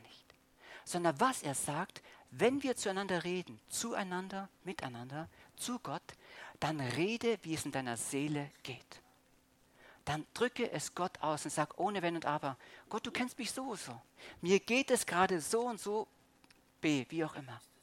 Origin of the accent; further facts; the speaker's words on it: Germany; als Deutscher